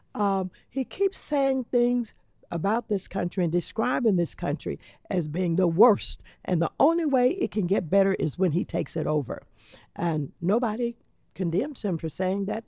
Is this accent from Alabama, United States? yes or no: no; Los Angeles, California, United States; I come from Los Angeles